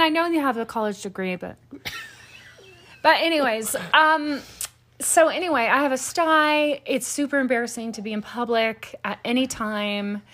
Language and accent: English; the South, United States; I grew up in the South